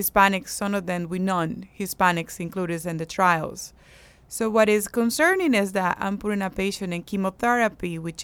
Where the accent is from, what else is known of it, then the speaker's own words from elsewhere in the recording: Andes, Venezuela; moved away as an adult; also born or lived in Seattle; now in United States; I'm from the Andes, which is the highest part of Venezuela